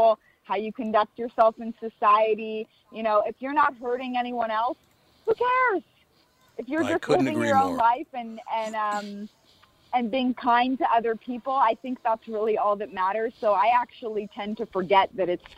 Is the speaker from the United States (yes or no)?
yes; Florida, United States; now in Los Angeles, United States; I'm from Florida originally